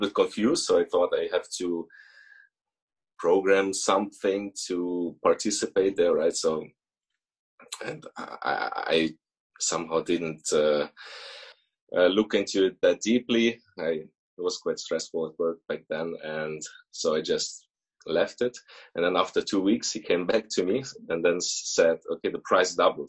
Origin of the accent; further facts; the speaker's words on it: Germany; moved away as an adult; also born or lived in Russia; now in Switzerland; we moved to Germany when I was five. So basically, I grew up in Germany